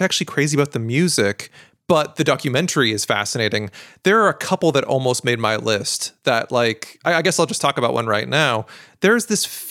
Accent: Eugene, Oregon, United States; I grew up in Eugene, Oregon

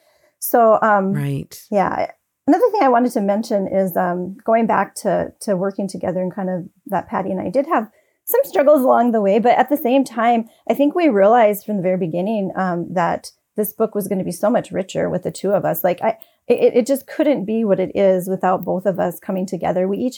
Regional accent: North Dakota, United States; I don't usually say y'all, I'm from North Dakota.

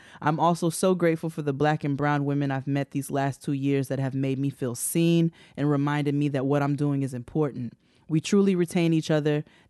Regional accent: New York, United States; I'm from New York, Westchester County.

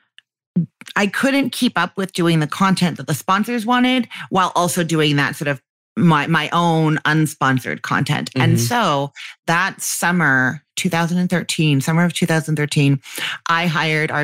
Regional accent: Canada; accent: Canadian; my Canadian one

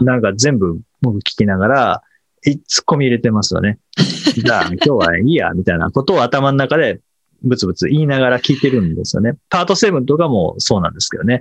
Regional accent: Kanagawa, Japan; 実家神奈川ですけど、神奈川でもたまに雪、はい、子供の頃は雪が降って

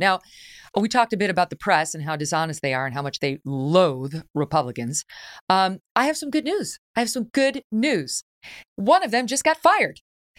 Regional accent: New York, United States; Virtually all of my friends are Democrats. I grew up in New York State.

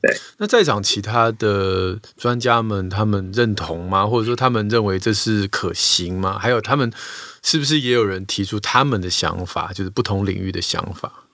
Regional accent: Taiwan; 我自己也不是出国读书的，我也没， 我都在台湾受教育

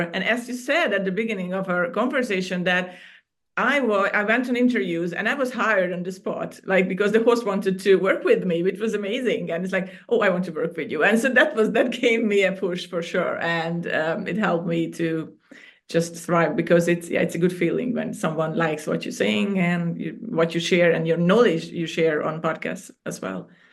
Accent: Hungary; moved away as an adult; now in Cyprus; I was born and raised in Hungary, and I moved to Cyprus about 13 years ago

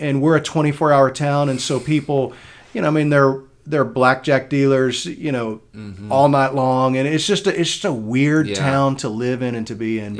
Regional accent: Midwest, United States; moved away as an adult; also born or lived in St. Louis, Missouri; now in Las Vegas, United States; I grew up in the Midwest. Mm-hmm. As Rusty and I both did, I went to Ozark in Missouri, and then I was a youth pastor in St. Louis for 5.5 years.

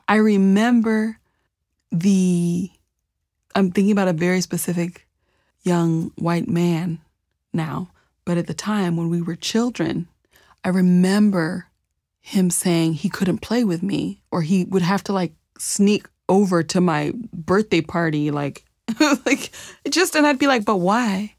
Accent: Champaign, Illinois, United States; also born or lived in Zambia; I grew up in East Central Illinois in a Midwest coller, college town, you know, Champaign, Illinois, a university town

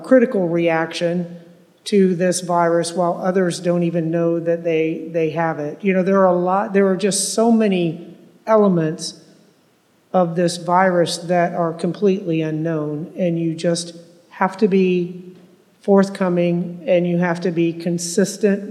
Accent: Tampa, Florida, United States; I was born and raised here in Tampa

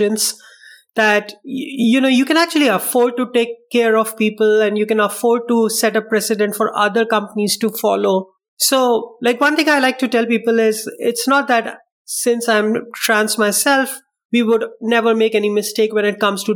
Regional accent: India; also born or lived in Medellin, Colombia; now in Spain; I'm from India

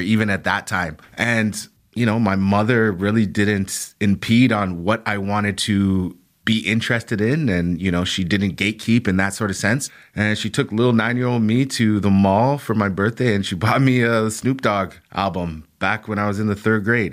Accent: Canada; young black males like me, young black boys growing up in Canada

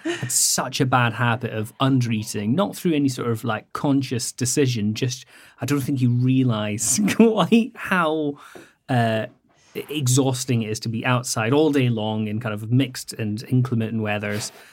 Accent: Scottish Highlands, Scotland, United Kingdom; I grew up very rural in the Scottish Highlands

